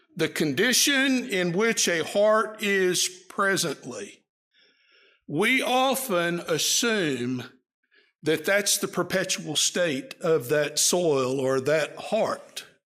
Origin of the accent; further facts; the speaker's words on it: East Texas, United States; where I grew up in East Texas